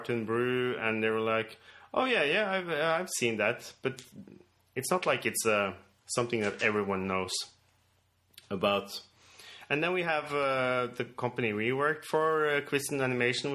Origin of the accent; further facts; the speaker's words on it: Norway; we are from Norway, and we do this out of Norway